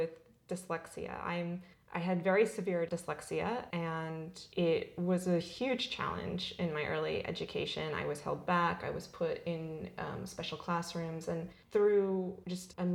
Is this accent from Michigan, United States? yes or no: no; Southern California, United States; also born or lived in Albany, Oregon / Portland, Oregon; I was born in Albany, Oregon, and I was in the Portland metropolitan area for part of my childhood and then spent much of the rest of it in Southern California